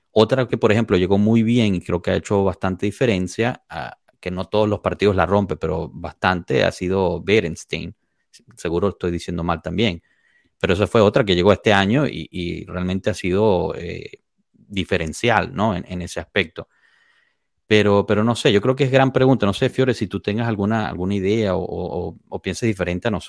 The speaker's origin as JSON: {"language": "Spanish", "country": "Italy", "second_language": "Spanish", "said": "si yo voy al extranjero, obviamente no voy a empezar a jugar simplemente porque soy italiana."}